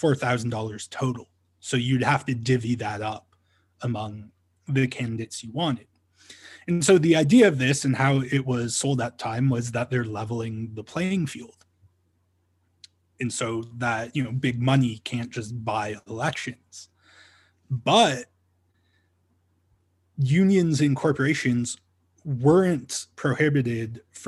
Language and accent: English; Ontario, Canada; now in Calgary, Canada; I'm originally from Ontario